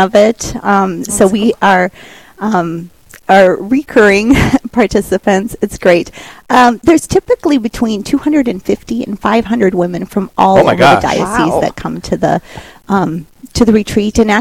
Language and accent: English; Bismarck, North Dakota, United States; I'm from Bismarck.